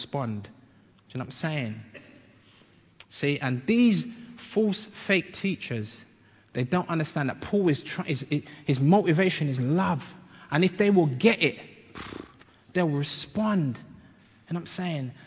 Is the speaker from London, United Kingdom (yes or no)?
yes; London, United Kingdom; also born or lived in Bedford, Bedfordshire; I grew up in London, like from when I was 8, but I was born in Bedford, Bedfordshire